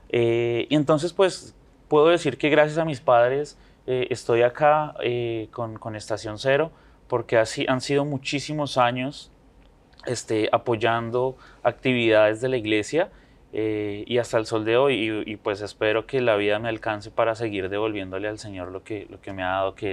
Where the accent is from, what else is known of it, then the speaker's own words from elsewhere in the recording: Bogotá, Colombia; yo nací en la ciudad